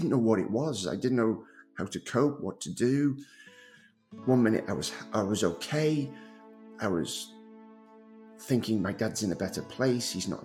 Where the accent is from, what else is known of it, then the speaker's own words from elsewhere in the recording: Liverpool, North West England, United Kingdom; moved away as an adult; now in North Carolina, United States; I'm actually from Liverpool, England. I moved to the States over 20 years ago now